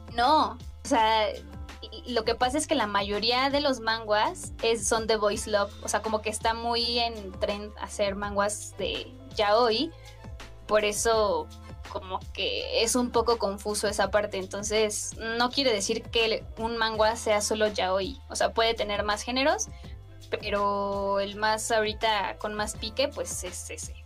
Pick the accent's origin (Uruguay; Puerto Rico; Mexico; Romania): Mexico; yo soy mexicana